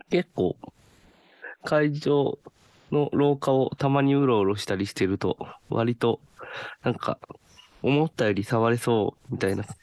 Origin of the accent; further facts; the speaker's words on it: Kyoto, Japan; 地元京都なので